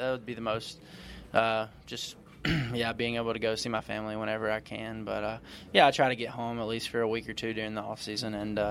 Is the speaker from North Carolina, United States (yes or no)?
yes; North Carolina, United States; moved away as an adult; now in Cypress, United States; I'm from North Carolina, and I'll always claim North Carolina. But yeah, I love it here. Love living in the area, and stay out in Cypress.